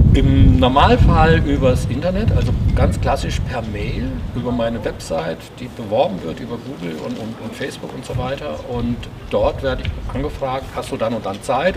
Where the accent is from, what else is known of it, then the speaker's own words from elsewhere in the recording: Oberstdorf, Bavaria, Germany; moved away; Ge geboren hier in Oberstdorf